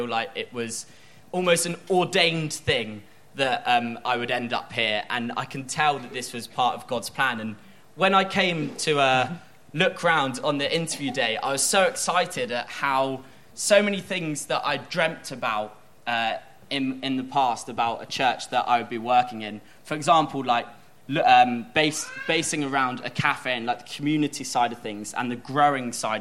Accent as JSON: {"language": "English", "town": "Bournemouth", "region": "South West England", "country": "United Kingdom", "moved": "as an adult", "lives_now": "Whitstable, United Kingdom", "said": "I'm from Bournemouth, which I call the California of England."}